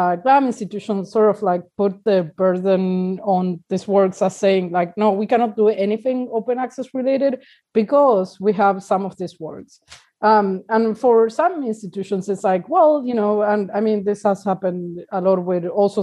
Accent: Argentina; now in Uruguay

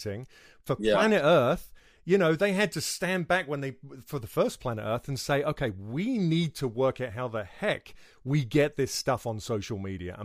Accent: United Kingdom; accent: British; a British guy

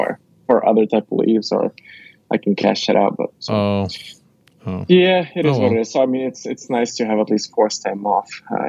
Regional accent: Moscow, Russia; born there; I was born in Moscow, the capital of Russia.

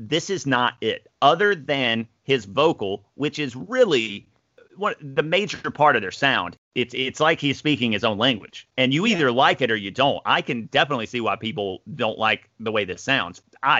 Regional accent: the South, United States; us growing up in the South

